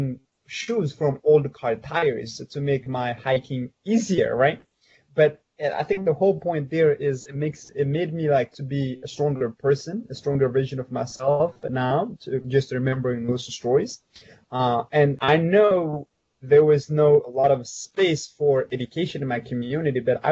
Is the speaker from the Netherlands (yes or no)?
no; Ethiopia; my background story growing up in Ethiopia